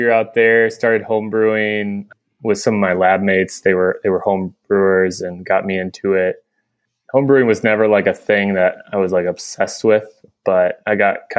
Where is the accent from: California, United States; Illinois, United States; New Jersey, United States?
Illinois, United States; Chicago; moved away as an adult; now in Door County, United States; I'm originally from Illinois. We moved back to the Midwest after grad school. My wife and I are both from Chicagoland area. Moved back there for a little while